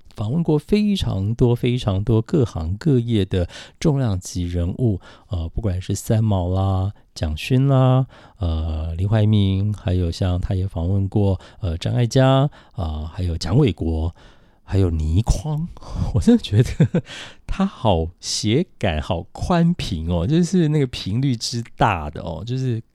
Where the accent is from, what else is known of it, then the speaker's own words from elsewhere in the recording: Taitung, Taitung County, Taiwan; 因为胡适小时候，四岁之前是在台湾的台东，就是我家乡长大的